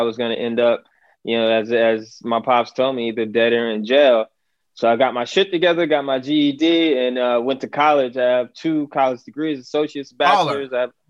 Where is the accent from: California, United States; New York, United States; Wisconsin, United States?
New York, United States; Syracuse; moved away; also born or lived in Bronx, New York; I'm originally from Syracuse, New York, born and raised, left there at 96, moved to the Bronx for a little bit.